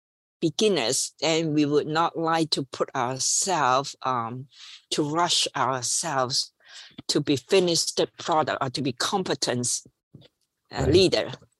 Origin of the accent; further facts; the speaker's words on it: Hong Kong; English is a second language; also born or lived in Washington, D.C., United States; And then all this experience, and I when I finished, I just went back home, Hong Kong to work.